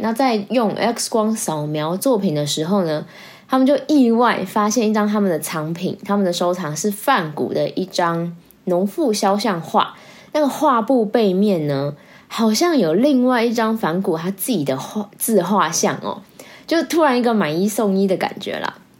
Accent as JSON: {"language": "Chinese", "country": "Taiwan", "said": "我们台湾人"}